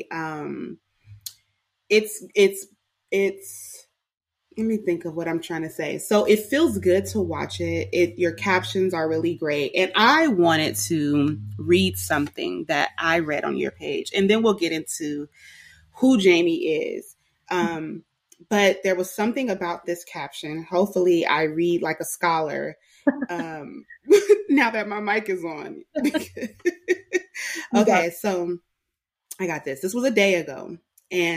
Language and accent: English; Richmond, California, United States; moved away as an adult; also born or lived in Oakland, California; now in Atlanta, United States; I was born in Oakland, raised in Richmond, and I left the Bay